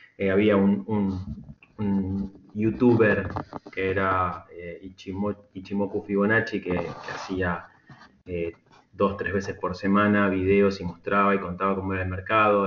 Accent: Argentina; somos en Argentina

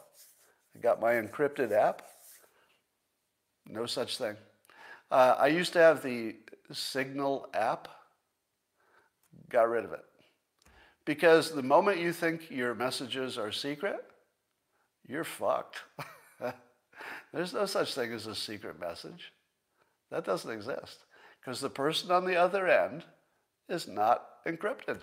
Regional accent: Windham, New York, United States; moved away; you skied in my hometown

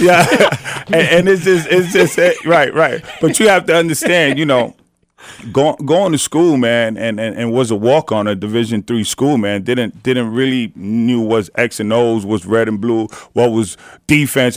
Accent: New York City, New York, United States; growing up in the city

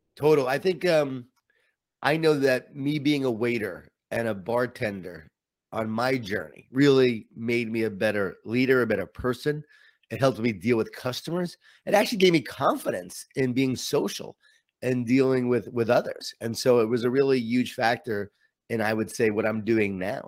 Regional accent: Long Island, New York, United States; I grew up in Long Island, New York

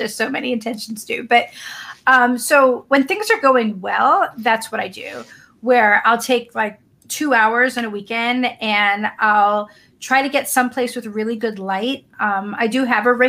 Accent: the North, United States; now in the South, United States; I live in the South, but I'm a Northerner and I'm a Jew

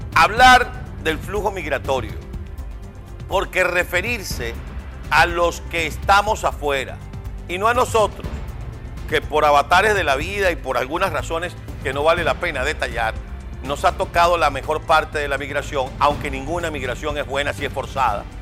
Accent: Venezuela; now in United States

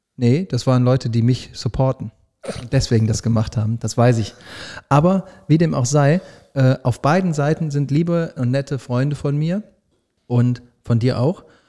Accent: Düsseldorf, North Rhine-Westphalia, Germany; Als Düsseldorfer sage ich

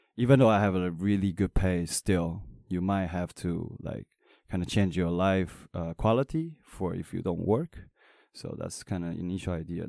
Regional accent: Taiwan; I'm not American. I'm Taiwanese

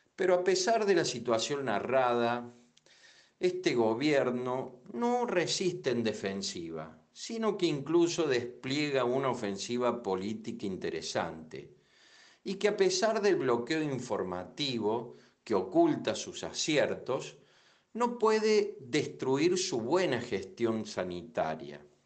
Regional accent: Argentina; siempre nuestros hermanos latinoamericanos nos han visto a nosotros y a Uruguay como europeos

